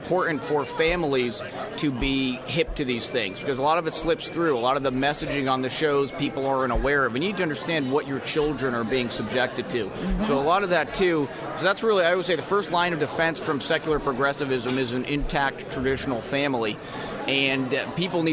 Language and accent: English; New England, United States; I grew up in New England